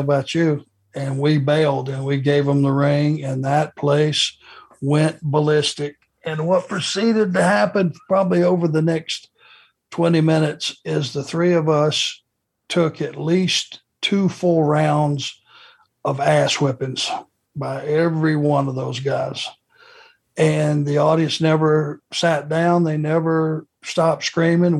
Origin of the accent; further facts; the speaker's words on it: Rome, Georgia, United States; growing up in Rome and living pretty much my entire life in the South